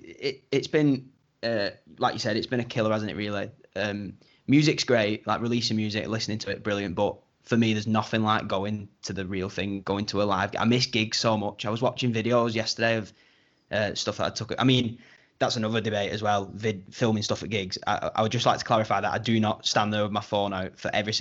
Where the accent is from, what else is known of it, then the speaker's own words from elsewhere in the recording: Wigan, North West England, United Kingdom; we're from Wigan